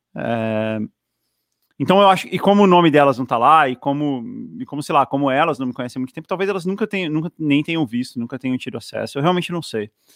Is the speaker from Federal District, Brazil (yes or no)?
yes; Brasília, Federal District, Brazil; moved away; also born or lived in São Paulo; é a minha cidade, assim, é onde eu me sinto